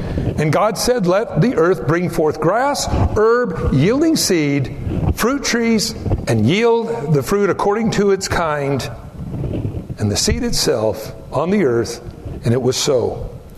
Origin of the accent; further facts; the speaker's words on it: Pico Rivera, California, United States; moved away; also born or lived in South Whittier; I grew up in Southern California